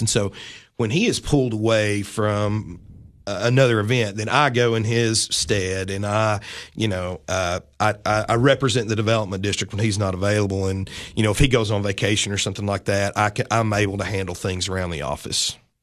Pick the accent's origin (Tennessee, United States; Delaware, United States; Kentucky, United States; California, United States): Tennessee, United States; Livingston; also born or lived in Nashville, Tennessee / Mount Juliet, Tennessee; I grew up about twenty miles north from here in beautiful Livingston, Tennessee, born, raised